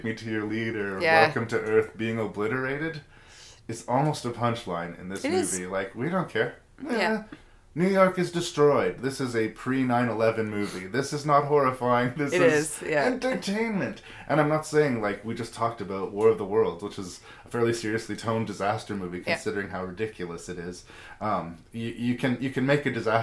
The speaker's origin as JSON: {"language": "English", "country": "Canada", "said": "As a Canadian"}